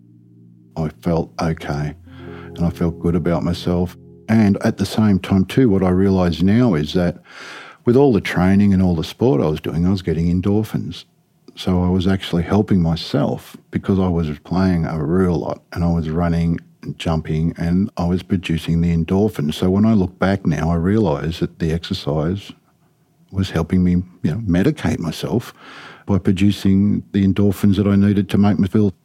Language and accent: English; Sydney, New South Wales, Australia; I grew up in North Ryde